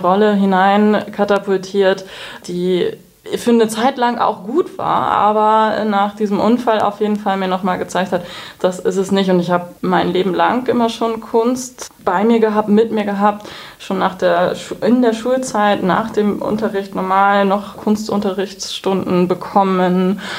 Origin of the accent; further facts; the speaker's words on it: Baltic coast, Schleswig-Holstein, Germany; moved away as an adult; also born or lived in Hamburg / Cologne / Berlin; bin gebürtige Hamburgerin, aber groß geworden im Norden in Schleswig-Holstein an der Ostsee